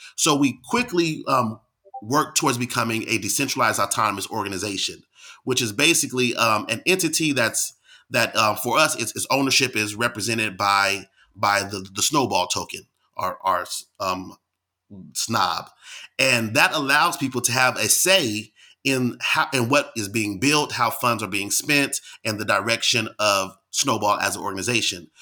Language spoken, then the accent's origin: English; Bay Area, California, United States; moved away as an adult; also born or lived in Washington, D.C. / Pittsburgh, Pennsylvania; I'm from California in the Bay Area